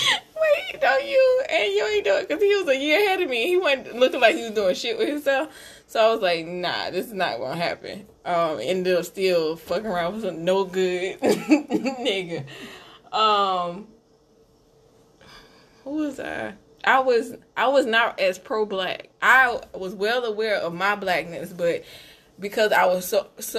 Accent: Camden, South Carolina, United States; I'm from Camden, and there's some old money in Camden

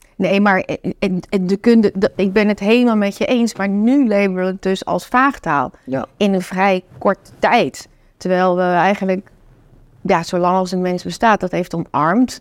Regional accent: North Brabant, Netherlands; also born or lived in China; Ik kom uit Brabant, mijn oma woonde bij mij in.

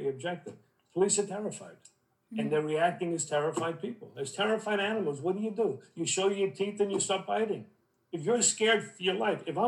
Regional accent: New York City, New York, United States; moved away as an adult; also born or lived in Vermont; I'm from Brooklyn, I was in Vermont for a long time.

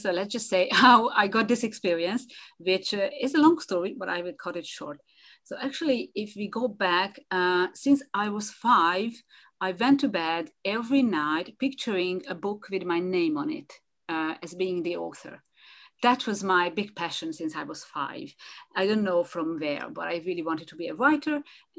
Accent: Hungary; first language Hungarian; English is a second language; So that makes it, I think, 5 languages together with Hungarian, which is my mother tongue. I'm sorry. So that's my mother tongue.

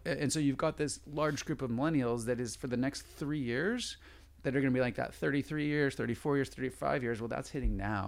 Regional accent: San Diego, California, United States; I grew up in San Diego

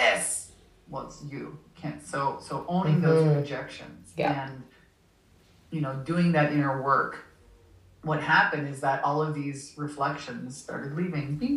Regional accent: Canada; moved away; also born or lived in Southern California; I'm from Canada. I'm Canadian originally

